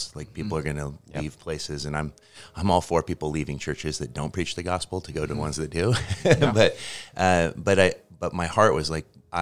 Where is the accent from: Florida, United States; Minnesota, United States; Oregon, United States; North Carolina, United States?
Oregon, United States; Portland; moved away as an adult; also born or lived in Seattle, Washington; I'm from the Portland area, but I moved to Seattle when I was 20, and I lived there for 10 years